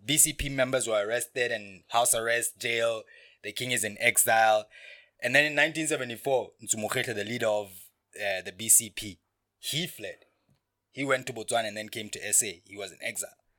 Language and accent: English; Lesotho